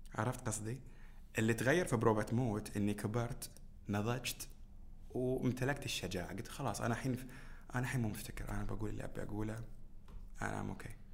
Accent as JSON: {"language": "Arabic", "country": "Bahrain", "said": "بلدنا البحرين"}